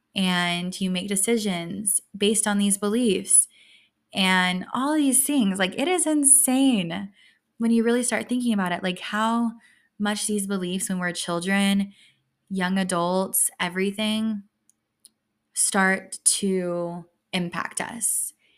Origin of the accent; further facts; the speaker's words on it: West Texas, United States; moved away; I grew up in West Texas